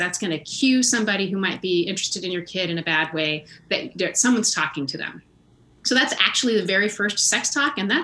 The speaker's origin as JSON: {"language": "English", "country": "United States", "said": "As an American and a white chick and a middle-class chick"}